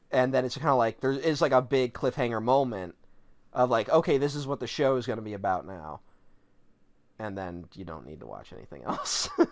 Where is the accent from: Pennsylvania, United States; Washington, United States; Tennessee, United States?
Pennsylvania, United States; Philadelphia; I'm Italian and I'm from Philly